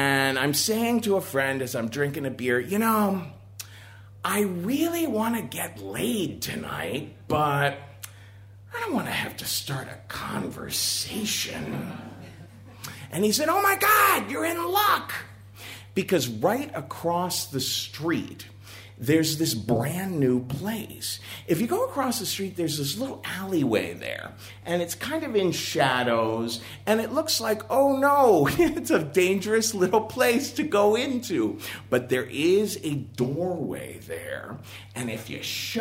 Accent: Cincinnati, Ohio, United States; moved away as an adult; I was raised in Cincinnati, Ohio

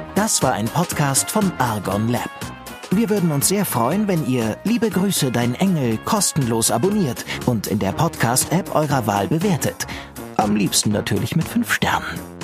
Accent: Cologne, North Rhine-Westphalia, Germany; Als Kölnerin

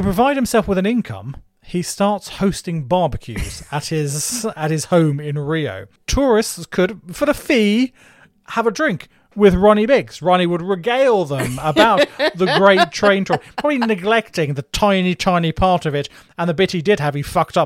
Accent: Margate, South East England, United Kingdom; being a Margate boy.

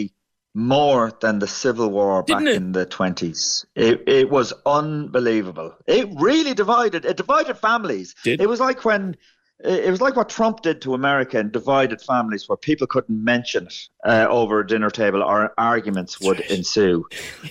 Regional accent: County Meath, Ireland; I'm actually grew up in Meath. I grew up in a farm

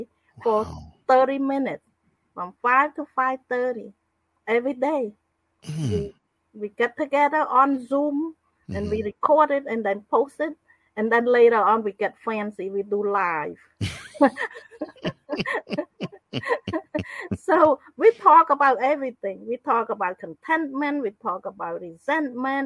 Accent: Cambodia; moved away as an adult; also born or lived in Phnom Penh; I'm from Cambodia.

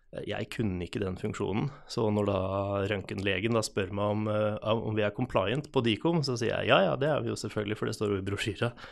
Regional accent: Hvaler, Østfold, Norway; moved away as an adult; now in Halden, Norway; Jeg er født og oppvokst på Hvaler

